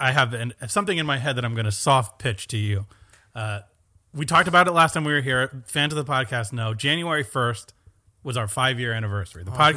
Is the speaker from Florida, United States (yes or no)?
no; New York, United States; We're from Long Island Sound, so it's not the prettiest beach in the world.